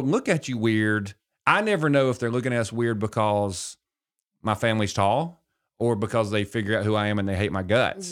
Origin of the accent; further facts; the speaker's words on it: Gardendale, Alabama, United States; also born or lived in Gadsden, Alabama; I grew up in Gardendale